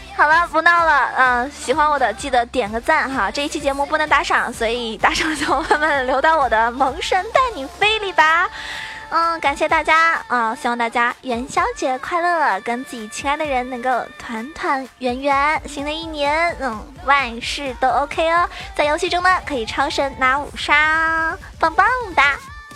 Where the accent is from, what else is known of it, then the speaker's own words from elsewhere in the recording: Zhejiang, China; 作为一个浙江人